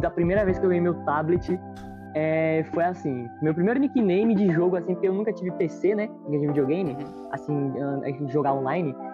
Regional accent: Glória do Goitá, Pernambuco, Brazil; Eu sou de Gore, velho. Eu sou de Gore

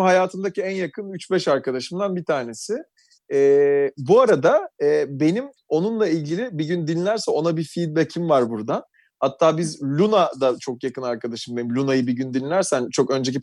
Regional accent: Istanbul, Turkey; Tarabyalıyım. yirmi sene Tarabya'da yaşadım.

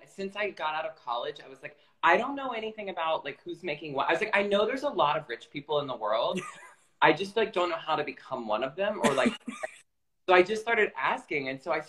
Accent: Florida, United States; now in New York, United States; I'm from Florida

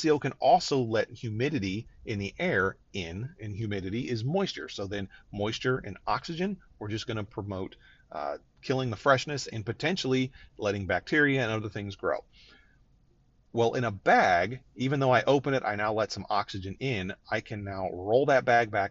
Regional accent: Northeast Ohio, United States; I grew up in Northeast Ohio where there's a lot of Polish influence

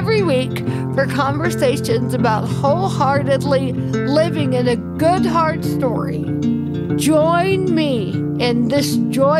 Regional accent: Deep South, United States; I grew up as a very advantaged white girl in the Deep South

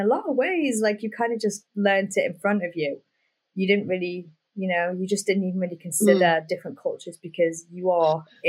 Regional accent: United Kingdom; well, I'm white British, let's say someone like me, I don't know a lot about Black heritage.

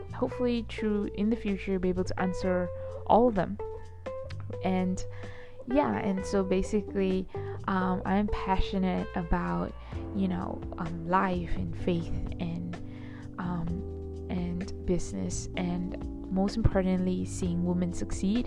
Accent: Johor Bahru, Johor, Malaysia; also born or lived in Kuala Lumpur, Malaysia; I was born and raised in Malaysia, and I was born and raised in Johor Bahru

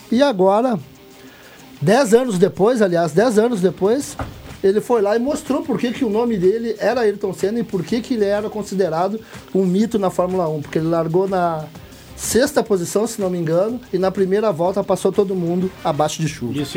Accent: São Leopoldo, Rio Grande do Sul, Brazil; Minha cidade, São Léo, minha terra.

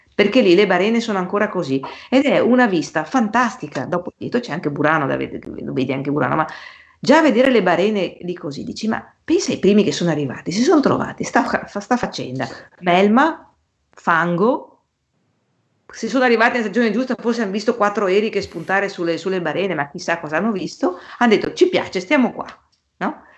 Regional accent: Venice, Veneto, Italy; siamo italiani e in più siamo anche veneziani

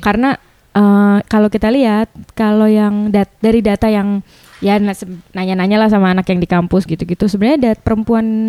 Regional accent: Bali, Indonesia; saya dari Bali

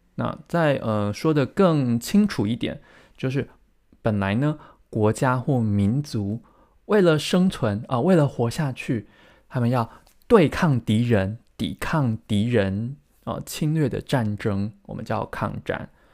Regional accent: Taiwan; 我在台湾出生长大

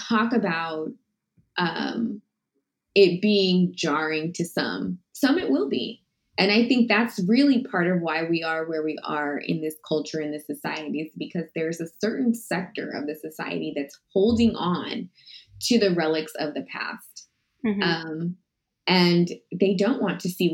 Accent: Texas, United States; I grew up in Texas.

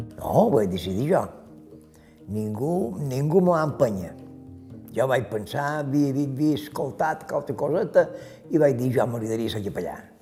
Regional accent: Manacor, Balearic Islands, Spain; Som de Manacor, però no he viscut a Manacor. He viscut sempre fora de vila.

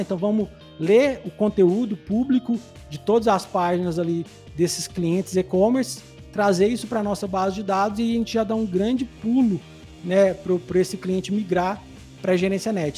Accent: Santo Antônio do Monte, Minas Gerais, Brazil; eu sou é, nascido e criado bem no interior de Minas, é uma cidadezinha chamada Santo Antônio do Monte.

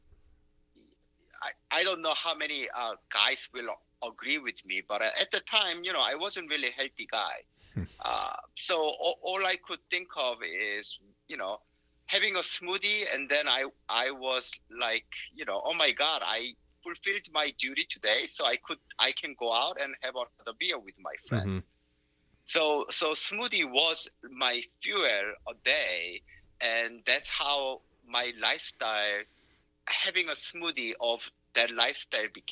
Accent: South Korea; moved away; I'm from South Korea

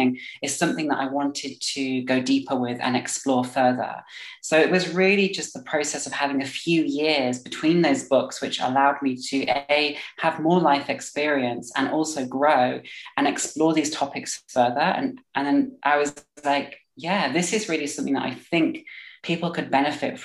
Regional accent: Staffordshire, West Midlands, United Kingdom; also born or lived in London; now in Berlin, Germany; I currently live in Berlin, but I'm originally from Staffordshire. But I spent a lot of my time in London before I moved to Germany.

